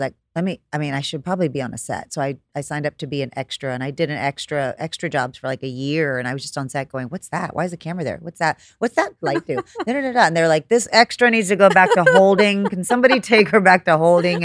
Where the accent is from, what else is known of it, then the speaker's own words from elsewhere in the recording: Corpus Christi, Texas, United States; moved away as an adult; also born or lived in California; I'm from Corpus